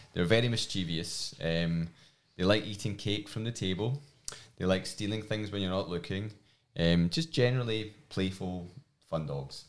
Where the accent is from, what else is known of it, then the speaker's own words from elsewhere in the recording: Glasgow, Scotland, United Kingdom; accent: strong Scottish; moved away; my strong Scottish accent. Um, I'm from Glasgow